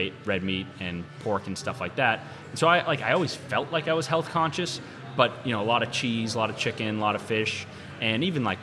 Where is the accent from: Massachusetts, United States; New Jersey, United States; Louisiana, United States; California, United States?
Massachusetts, United States; Lynnfield; I grew up in Linfield, Mass, which is pretty close to here.